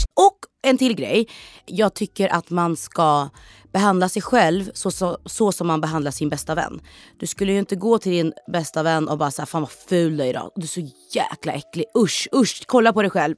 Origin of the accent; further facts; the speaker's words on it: Norrköping, Östergötland, Sweden; Jag är född och uppväxt i Norrköping